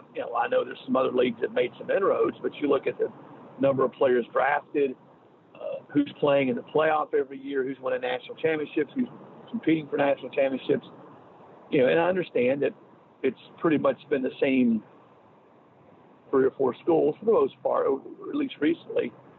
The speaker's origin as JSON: {"language": "English", "region": "the South", "country": "United States", "tie": "born or raised there", "said": "growing up in the South"}